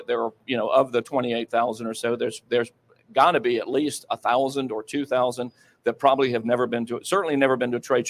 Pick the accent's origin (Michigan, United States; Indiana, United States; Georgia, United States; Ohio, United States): Georgia, United States; moved away; Atlanta, my home state